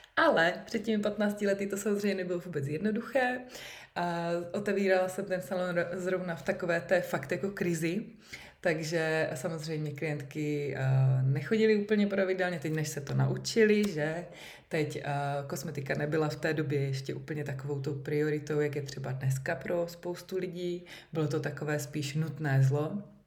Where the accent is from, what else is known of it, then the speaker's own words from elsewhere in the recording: Uherské Hradiště, Zlín Region, Czechia; jsem z Uherského hradiště